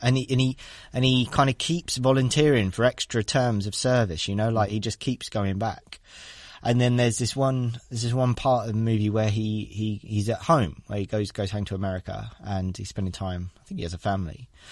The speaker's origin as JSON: {"language": "English", "area": "Devon", "region": "South West England", "country": "United Kingdom", "tie": "born or raised there", "moved": "as an adult", "lives_now": "London, United Kingdom", "said": "I grew up in Devon in the Southwest"}